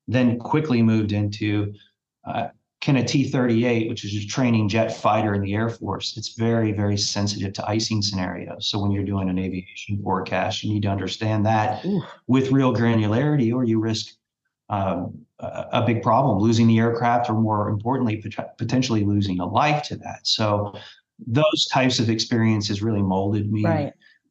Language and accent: English; Lexington, Kentucky, United States; now in Louisville, United States; I grew up in Lexington